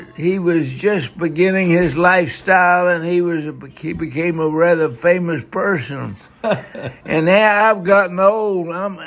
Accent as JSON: {"language": "English", "town": "Winston-Salem", "region": "North Carolina", "country": "United States", "tie": "born or raised there", "also_born_or_lived": "Brazil", "said": "I grew up here in Winston-Salem."}